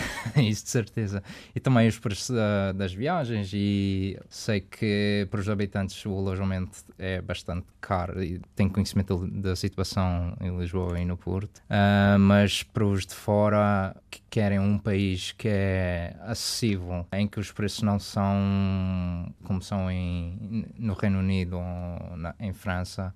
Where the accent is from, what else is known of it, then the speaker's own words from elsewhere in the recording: Canada; accent: Madeira; also born or lived in Madeira; Eu cresci no Canadá